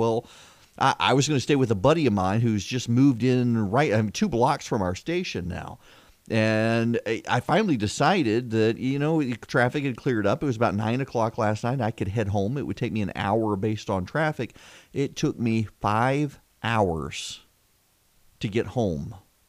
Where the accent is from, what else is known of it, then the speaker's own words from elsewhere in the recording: South Louisiana, United States; also born or lived in Dubai; now in Georgia, United States; When I was a kid growing up in Louisiana